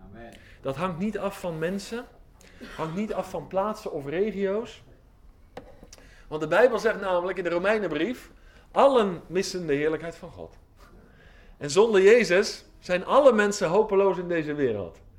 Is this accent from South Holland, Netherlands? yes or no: no; Oldenbroek, Gelderland, Netherlands; now in Giessen, Netherlands; Eh, ik woon hier in Giezen, dat is een beetje Brabant. Maar ik kom van de Veluwe.